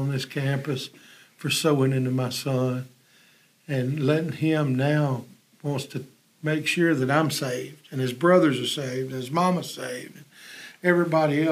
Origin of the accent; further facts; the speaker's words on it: Independence, Mississippi, United States; We're from Independence